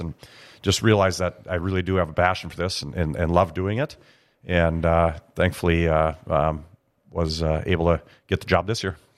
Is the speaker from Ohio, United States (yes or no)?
no; Grand Forks, North Dakota, United States; growing up in Grand Forks